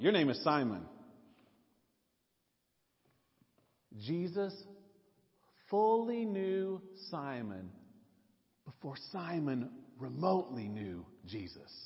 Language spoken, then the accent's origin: English; Nashville, Tennessee, United States; moved away; I grew up in Nashville